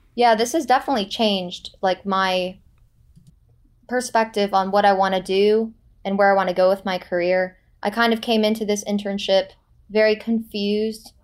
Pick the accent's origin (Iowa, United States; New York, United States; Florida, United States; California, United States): Florida, United States; Boca Raton; moved away as an adult; also born or lived in Los Angeles; my hometown of Boca Raton, Florida